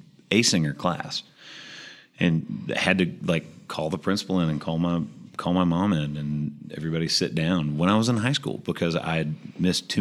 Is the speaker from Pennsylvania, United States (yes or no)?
no; Murfreesboro, Tennessee, United States; I'm from Murfreesboro, Tennessee